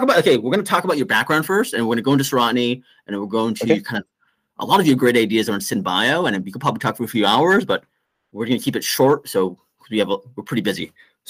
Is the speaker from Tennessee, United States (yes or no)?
no; Orange County, California, United States; I grew up in Orange County